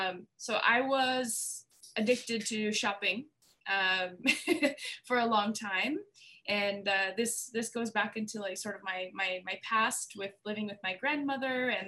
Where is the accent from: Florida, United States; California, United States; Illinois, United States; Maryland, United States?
California, United States; Los Angeles; moved away as an adult; also born or lived in New York; now in Thailand; so I went back to my hometown, Los Angeles